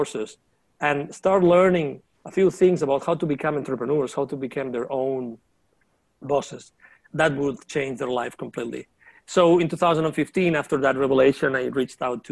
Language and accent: English; near Barcelona, Catalonia, Spain; moved away as an adult; also born or lived in Latin America; I was born in near Barcelona, and my mom was a teacher